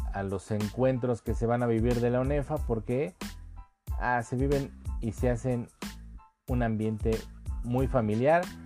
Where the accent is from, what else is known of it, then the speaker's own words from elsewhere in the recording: Mexico; somos mexicanos y adoramos este país